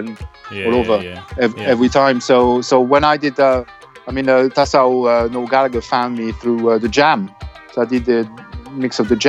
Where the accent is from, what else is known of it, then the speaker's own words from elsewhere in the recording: Avignon, Provence-Alpes-Côte d'Azur, France; English is a second language; now in London, United Kingdom; I'm from Avignon, in the southeast.